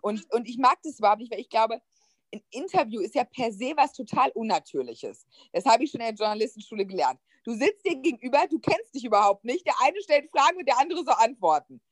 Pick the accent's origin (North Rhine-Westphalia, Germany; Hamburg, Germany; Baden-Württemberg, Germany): North Rhine-Westphalia, Germany; a village near Düsseldorf; moved away as an adult; now in Berlin, Germany; ich bin ähm, auf dem Dorf groß geworden, aber ganz, ganz nah an Düsseldorf ran. Und meine ganze Jugend hat sich nur in Düsseldorf abgespielt.